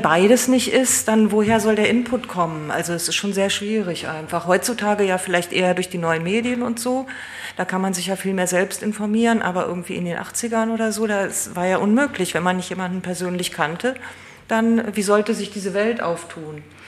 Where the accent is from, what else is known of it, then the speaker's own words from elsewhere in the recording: Emmerich, North Rhine-Westphalia, Germany; weil ich auch vom Niederrhein bin aus Emmerich